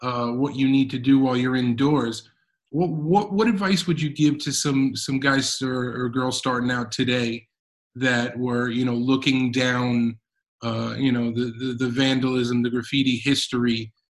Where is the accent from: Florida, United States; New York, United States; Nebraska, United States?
New York, United States; born and bred in New York like myself